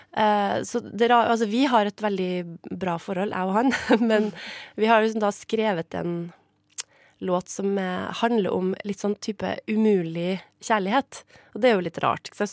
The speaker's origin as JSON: {"language": "Norwegian", "town": "Trondheim", "region": "Trøndelag", "country": "Norway", "moved": "yes", "said": "Trondheim, da, der jeg kommer fra, sånn opprinnelig."}